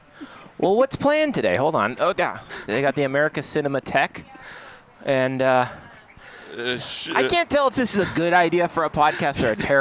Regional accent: Newmarket, Ontario, Canada; moved away

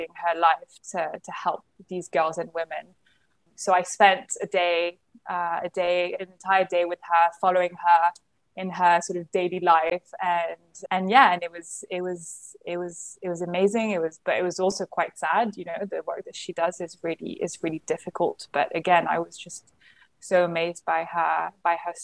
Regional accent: London, United Kingdom; moved away as an adult; also born or lived in Paris, France; now in Nigeria; I was born in London, raised in a French family, French environment

